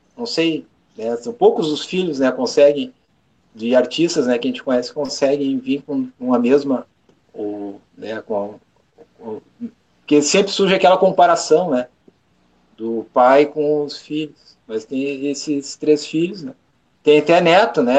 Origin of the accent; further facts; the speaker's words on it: Rio Grande do Sul, Brazil; eu sou gaúcho